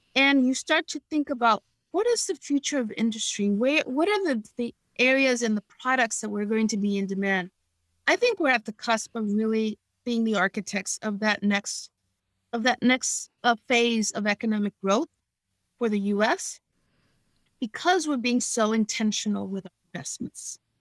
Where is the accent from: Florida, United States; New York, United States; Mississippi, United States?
New York, United States; New York City; I grew up in New York City in the 70s when the city was in its worst shape